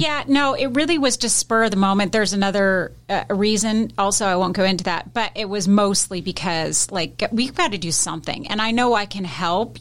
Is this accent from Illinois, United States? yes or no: no; Seattle, Washington, United States; moved away; I'm originally from Seattle, so my husband and I, we lived in Seattle most of her, well, I lived most of my life